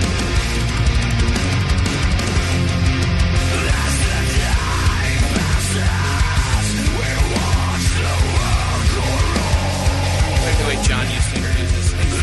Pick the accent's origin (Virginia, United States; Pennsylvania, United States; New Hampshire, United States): Pennsylvania, United States; Philadelphia; I'm from Philly.